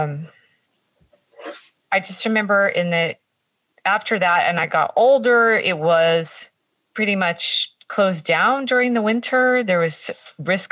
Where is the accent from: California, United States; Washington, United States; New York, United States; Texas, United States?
California, United States; Santa Cruz; also born or lived in Live Oak, California; I grew up on Bay Street.